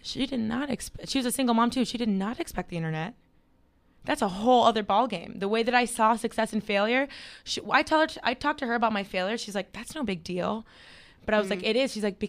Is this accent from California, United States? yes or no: no; Miami, Florida, United States; I grew up in Miami, Florida. Yeah, please. It's hot all year round.